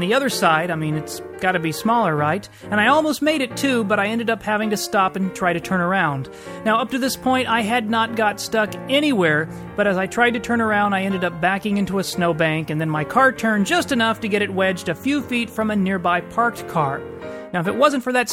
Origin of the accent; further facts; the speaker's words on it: Texas, United States; moved away; I'm from Texas. We don't have snow tires down there